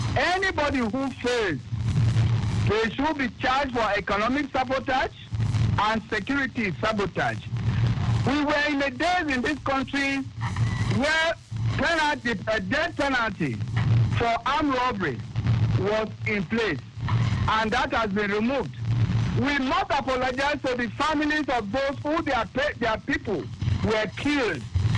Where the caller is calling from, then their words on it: Abuja, Federal Capital Territory, Nigeria; I call from Abuja.